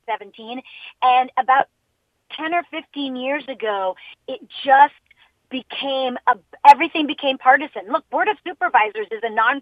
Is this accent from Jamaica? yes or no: yes; Jamaica; now in United States; I'm an immigrant from Jamaica